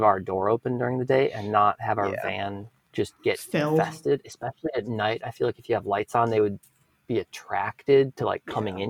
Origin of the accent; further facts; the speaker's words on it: Wisconsin, United States; moved away; I grew up in Wisconsin and I canoed all through northern Minnesota and Canada